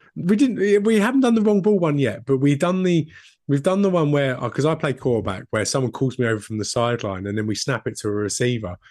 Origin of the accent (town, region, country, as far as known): United Kingdom